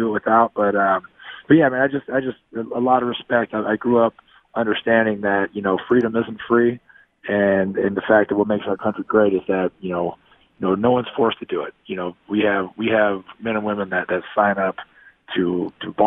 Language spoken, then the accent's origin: English; Bay Area, California, United States; also born or lived in Texas; I grew up in California. I'm a Bay Area kid